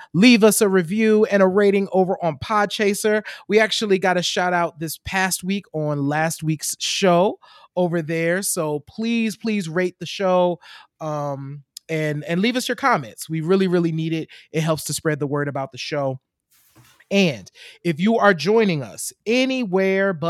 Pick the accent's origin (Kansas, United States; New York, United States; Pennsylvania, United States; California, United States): Pennsylvania, United States; Chester; my hometown of Chester, Pennsylvania